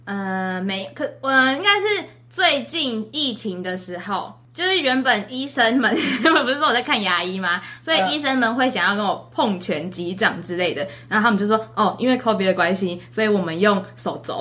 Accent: Taiwan; now in Oregon, United States; 我台湾人爱台湾呢

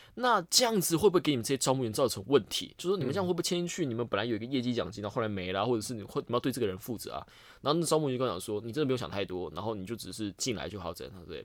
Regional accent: Penghu County, Taiwan; 我老家在澎湖啊

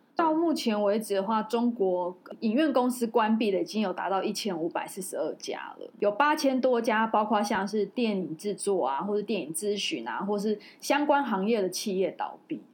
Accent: Taiwan; 身为台湾人还蛮，蛮骄傲的

